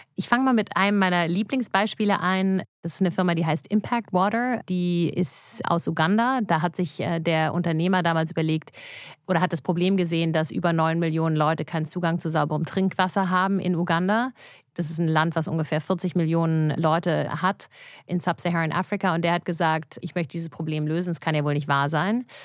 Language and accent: German; Germany; ich war natürlich sehr behütet auch aufgewachsen hier in Deutschland, auch noch mit einer kanadischen Mutter